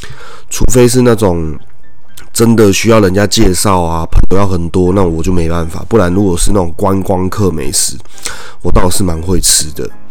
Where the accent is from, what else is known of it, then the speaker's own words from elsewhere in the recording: Taoyuan, Taiwan; 但我是桃园人诶，那如果桃园人真的要说一个夜市，要说什么夜市？绝对不会是桃园观光夜市，绝对会是中原夜市或者中立夜市。